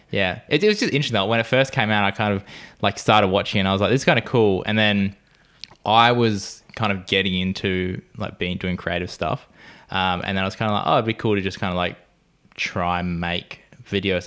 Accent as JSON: {"language": "English", "town": "Gold Coast", "region": "Queensland", "country": "Australia", "said": "I am a cinematographer from Gold Coast in Australia"}